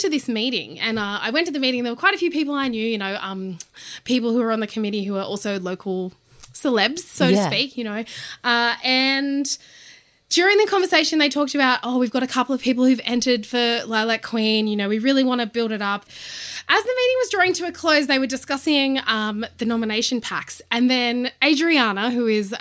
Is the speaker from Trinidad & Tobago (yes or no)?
no; Goulburn, New South Wales, Australia; So I grew up in Goulburn, New South Wales, which is in the regional areas between Canberra and Sydney